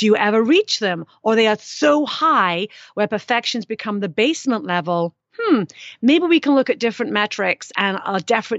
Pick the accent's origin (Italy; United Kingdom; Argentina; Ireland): United Kingdom; I am British.